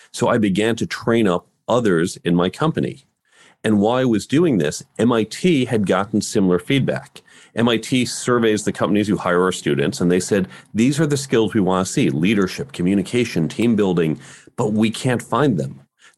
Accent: New York, United States; also born or lived in Chicago, United States; I grew up in the suburbs of New York City and Chicago.

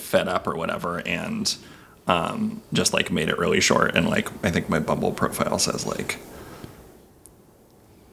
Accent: Seattle, Washington, United States; I'm from Seattle originally, traveled a bunch, and settled down here again.

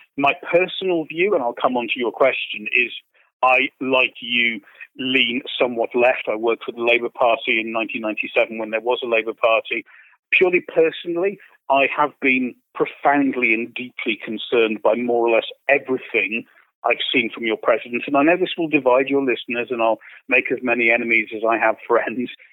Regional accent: United Kingdom; I say this as a Brit

